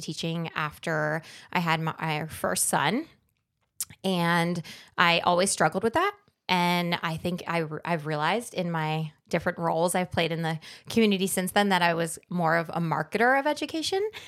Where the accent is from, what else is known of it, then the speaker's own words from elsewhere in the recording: New Jersey, United States; moved away as an adult; also born or lived in Washington, D.C.; I'm from New Jersey, which most people usually can figure out quickly